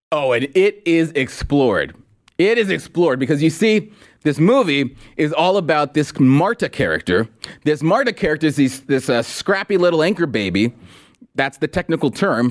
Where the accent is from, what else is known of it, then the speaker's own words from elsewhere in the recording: Los Angeles, California, United States; as an L A kid